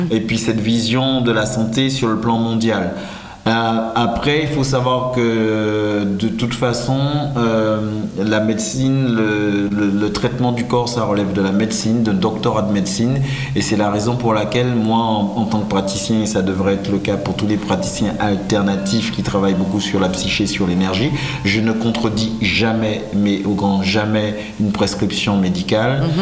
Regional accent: French West Indies, France; Je viens des Antilles françaises

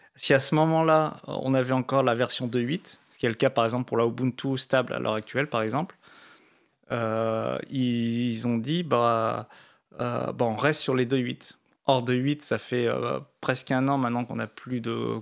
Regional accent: France; on est français

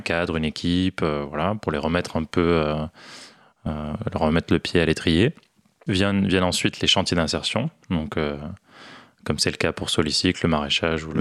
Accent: Morocco; also born or lived in Toulouse, France; now in Paris, France; J'ai grandi au Maroc

